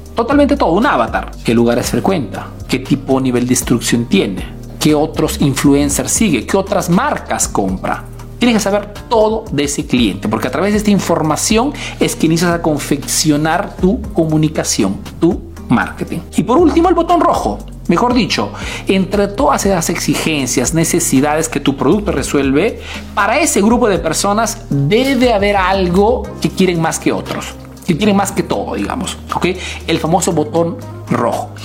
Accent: Peru; now in Italy

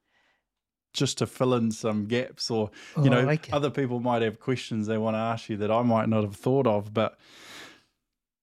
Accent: Bulls, Manawatū-Whanganui, New Zealand; I'm from Bulls

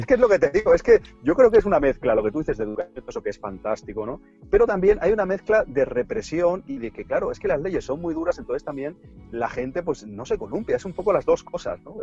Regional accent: Barcelona, Catalonia, Spain; yo soy de aquí de Barcelona

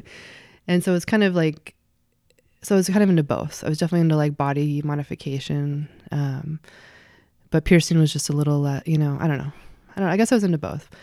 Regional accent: Eugene, Oregon, United States; moved away as an adult; also born or lived in Spokane, Washington / Richland, Washington / Camp Sherman, Oregon / Seattle, Washington; Eugene is where I grew up. So from when I was two and a half to, hmm, eighteen.

